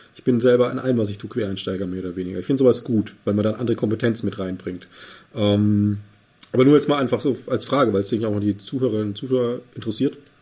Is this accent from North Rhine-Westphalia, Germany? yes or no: no; Bavaria, Germany; Ich bin gebürtiger Bayer